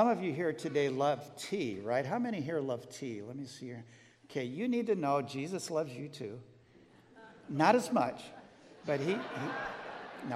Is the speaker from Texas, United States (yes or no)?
no; Glenwood, Iowa, United States; I grew up, by the way, I was born in Iowa. I was born in Glenwood, just south of Council Bluffs.